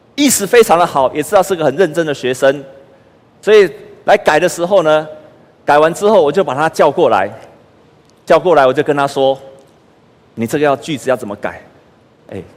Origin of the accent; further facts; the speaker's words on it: Taiwan; moved away as an adult; also born or lived in United States; 我在台湾读书成绩那么好